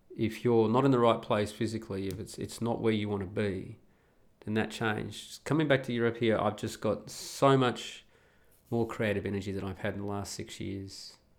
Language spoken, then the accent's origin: English; Australia; moved away as an adult; just like I was as an Australian